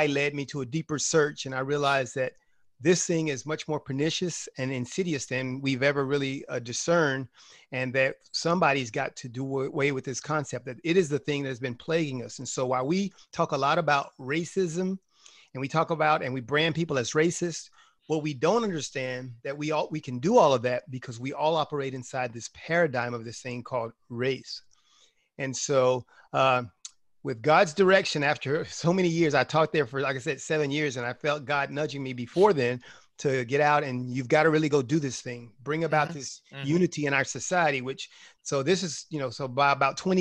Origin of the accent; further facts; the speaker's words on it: Prairie View, Texas, United States; also born or lived in Denton, Texas / Tomball, Texas; I grew up in Prairie View, Texas, home of Prairie View A&M University